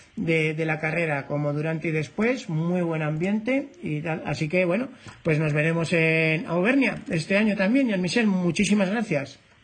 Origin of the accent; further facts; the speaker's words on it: Spain; como español